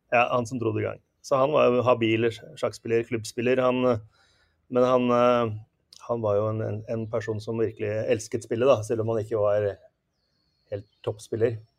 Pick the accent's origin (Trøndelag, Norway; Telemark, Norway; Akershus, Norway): Akershus, Norway; Asker; Når vi vokste opp i Asker